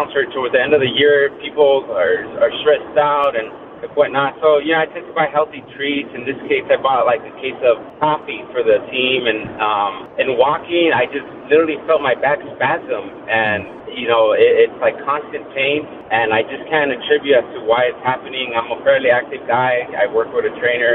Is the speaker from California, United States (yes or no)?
yes; Bell Gardens, California, United States; I grew up in L.A., in Bell Gardens, so I went to Bell Gardens High School